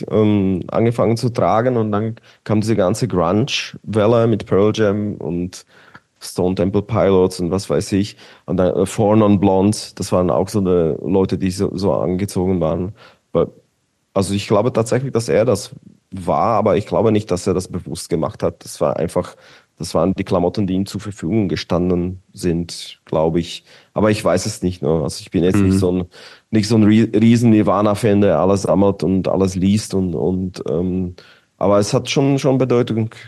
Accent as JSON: {"language": "German", "town": "Bratislava", "region": "Bratislava Region", "country": "Slovakia", "second_language": "German", "said": "ich komme aus Bratislava, Petržalka, Petržalka war quasi wie Mazan, so ein Gebiet"}